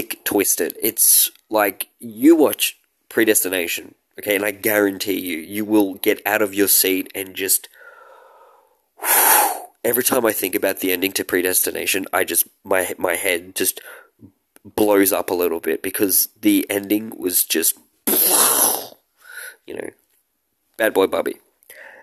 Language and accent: English; Australia; I'm an Australian